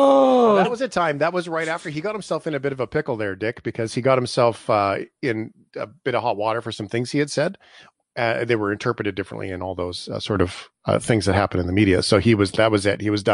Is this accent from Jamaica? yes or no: no; Canada; being we're from Canada, so it's no big deal.